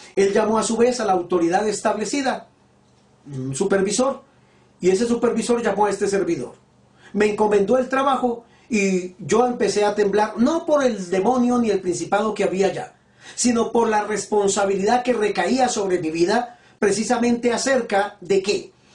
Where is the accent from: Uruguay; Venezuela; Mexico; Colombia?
Colombia